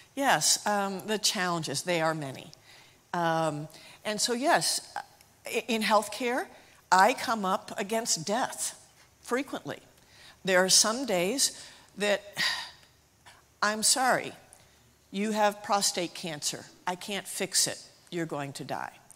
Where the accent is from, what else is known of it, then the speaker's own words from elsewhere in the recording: United States; moved away as an adult; now in Zimbabwe; I'm from Lisbethan, and so I'm just from down the road, and I went to King College, so I'm just a local girl